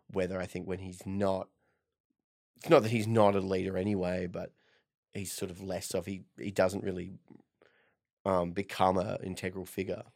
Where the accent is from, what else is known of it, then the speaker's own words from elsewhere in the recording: Perth, Western Australia, Australia; I'm from Perth